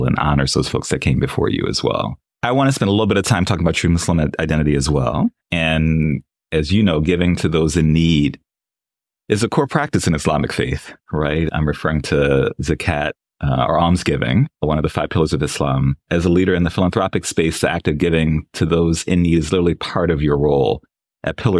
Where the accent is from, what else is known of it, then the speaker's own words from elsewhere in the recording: California, United States; 100% California